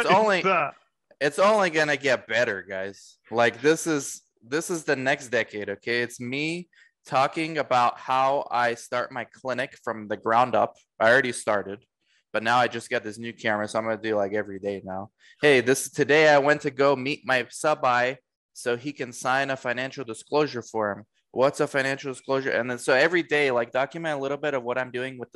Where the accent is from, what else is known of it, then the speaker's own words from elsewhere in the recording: United States; also born or lived in Romania / Orange County, California; now in Arizona, United States; We moved to the States when I was 2. So I grew up in the States